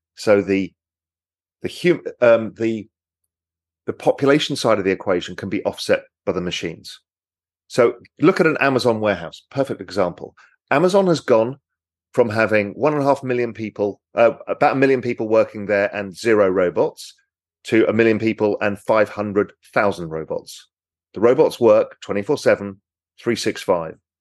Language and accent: English; England, United Kingdom; I'm English